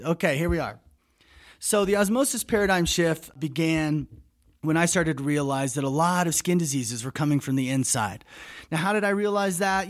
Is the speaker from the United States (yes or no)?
yes; United States; speaking as an American